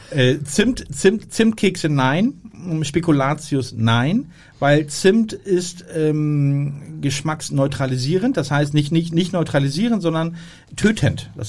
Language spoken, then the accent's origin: German; Hamburg, Germany; weil wir als Hamburger äh, haben dort keinen Zugriff.